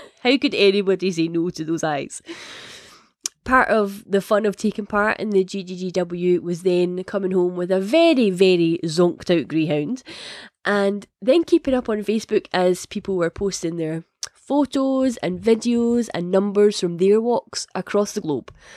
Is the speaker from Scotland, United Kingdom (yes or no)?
yes; Scotland, United Kingdom; if it isn't obvious from the accent, I am Scottish.